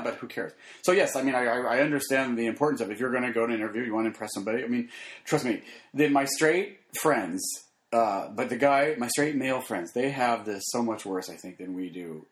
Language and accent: English; Phoenix, Arizona, United States; I grew up in Arizona.